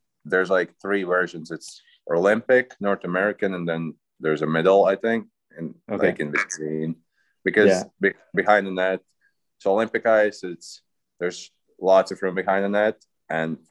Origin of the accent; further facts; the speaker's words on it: Riga, Latvia; moved away; also born or lived in Fairbanks, Alaska; I'm from Riga, that's the capital city